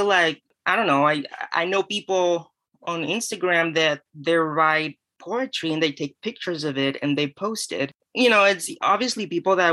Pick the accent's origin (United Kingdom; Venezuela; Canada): Venezuela; moved away as an adult; also born or lived in California / Florida; now in St. Petersburg, United States; I'm from Venezuela. I lived there till I was 17.